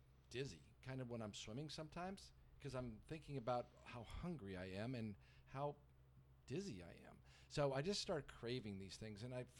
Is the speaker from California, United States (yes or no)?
no; North Carolina, United States; even though I was from North Carolina, no, grits was definitely off the menu.